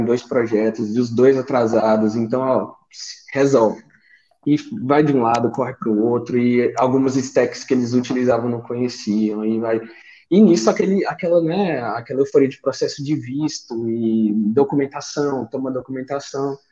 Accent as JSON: {"language": "Portuguese", "town": "Brasília", "region": "Federal District", "country": "Brazil", "tie": "born or raised there", "moved": "as an adult", "lives_now": "Portugal", "said": "Sou natural de Brasília, é, vim para Portugal tem praticamente seis meses aí"}